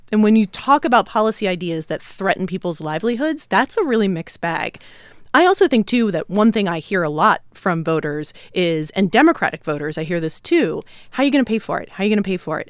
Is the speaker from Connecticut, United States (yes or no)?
no; Philadelphia, Pennsylvania, United States; my hometown of Philly